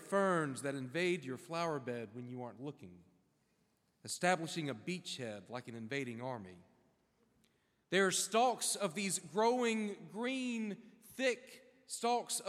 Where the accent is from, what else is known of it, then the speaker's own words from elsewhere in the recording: South Carolina, United States; moved away as an adult; also born or lived in Manhattan, New York; now in Florida, United States; I grew up in South Carolina, moved to North Carolina for a little while, spent my 30s in a high-rise apartment in Manhattan.